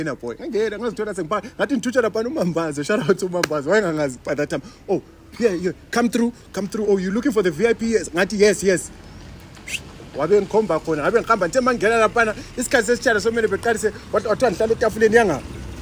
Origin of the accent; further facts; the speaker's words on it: Bulawayo, Zimbabwe; I grew up in Kasi